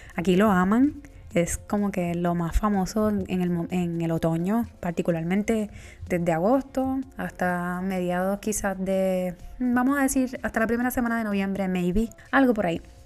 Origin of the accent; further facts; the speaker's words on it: Puerto Rico; now in United States; yo soy la boricua fuera de la isla